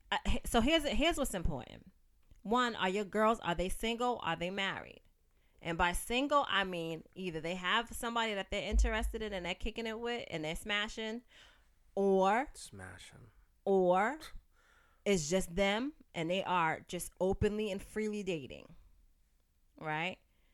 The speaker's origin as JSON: {"language": "English", "town": "Roxbury", "region": "Massachusetts", "country": "United States"}